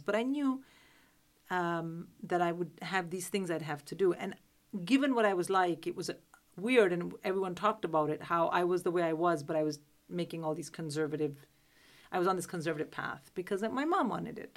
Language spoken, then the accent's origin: English; Delhi, India; moved away as an adult; now in United Kingdom; I'm from Delhi